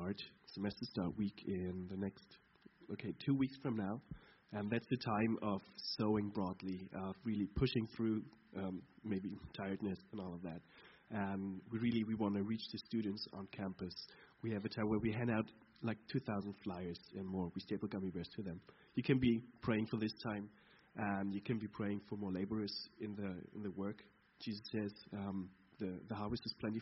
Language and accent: English; Brunswick, Lower Saxony, Germany; I'm from Brunswick